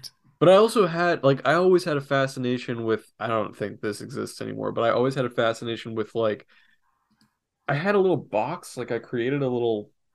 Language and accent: English; Florida, United States; also born or lived in New York / North Carolina; growing up in Florida